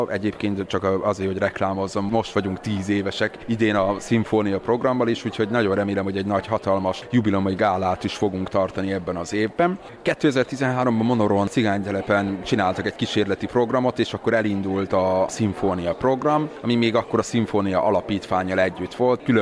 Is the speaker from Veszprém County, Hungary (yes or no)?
no; Heves, Hungary; also born or lived in Budapest; Én azért költöztem haza, mert én úgy gondoltam, hogy mindig Heves megyébe fogom megtalálni azt, amit a jó isten nekem szánt